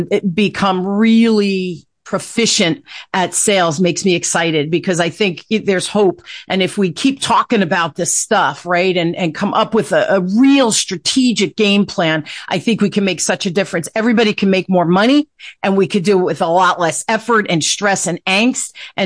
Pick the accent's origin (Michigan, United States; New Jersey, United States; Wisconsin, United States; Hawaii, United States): New Jersey, United States; Newark; I grew up in Newark, Chet, during the riot.